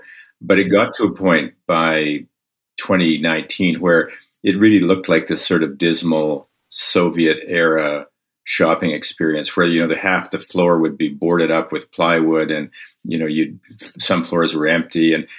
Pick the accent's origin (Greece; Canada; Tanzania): Canada; Winnipeg, Manitoba; I grew up in Winnipeg